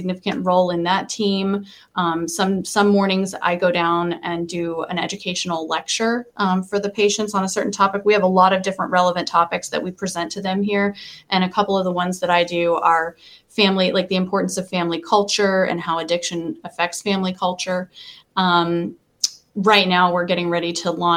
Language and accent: English; United States; I grew up in Polk County